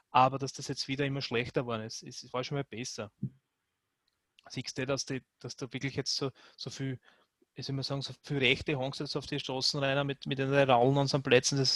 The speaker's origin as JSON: {"language": "German", "country": "Austria", "said": "Und was der bei uns als, als, als Österreicher"}